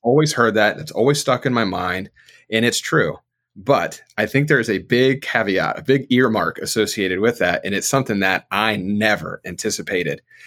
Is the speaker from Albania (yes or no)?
no; South Florida, United States; now in North Carolina, United States; I grew up in South Florida